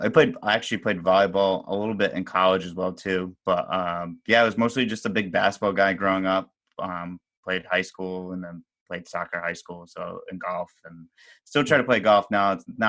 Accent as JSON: {"language": "English", "area": "Westwood", "region": "Rhode Island", "country": "United States", "tie": "born or raised there", "said": "I grew up in Westwood, Rhode Island."}